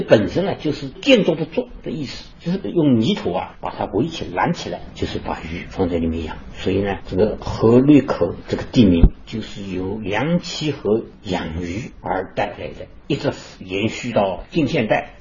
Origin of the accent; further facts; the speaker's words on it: Wuxi, Jiangsu, China; 我们无锡人称鲤鱼为元宝鲤鱼，并用作供奉